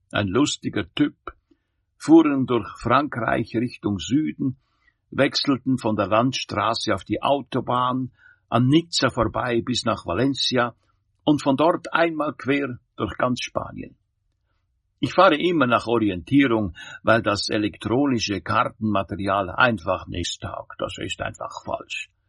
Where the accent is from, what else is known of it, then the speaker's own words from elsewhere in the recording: Zurich, Switzerland; born there; Ich bin Schweizer. Natürlich kehre ich immer wieder in meine Heimat zurück. Ich bin im Limmattal geboren und habe Christbäume in Weiningen und Bonstetten.